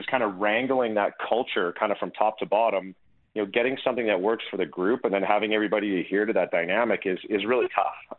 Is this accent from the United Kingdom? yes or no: no; Calgary, Alberta, Canada; being Canadian, being Albertan, being Calgarian